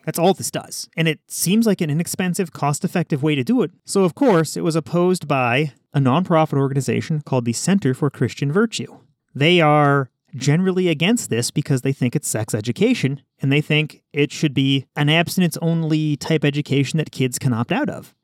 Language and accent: English; Nebraska, United States; I'm just from Nebraska